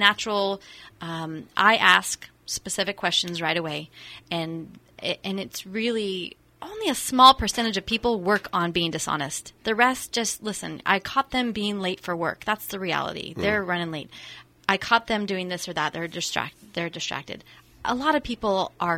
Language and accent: English; Santa Rosa, California, United States; also born or lived in West Los Angeles, United States / St. Helena, United States; I grew up in Santa Rosa